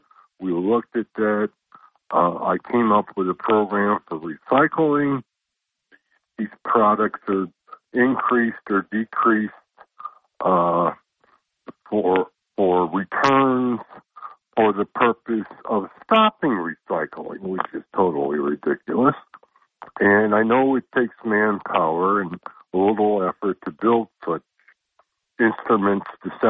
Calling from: Endicott, New York, United States; I'm calling from Endicott, New York.

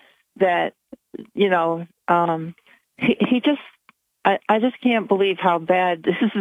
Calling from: Binghamton, New York, United States; And I'm calling from Binghamton.

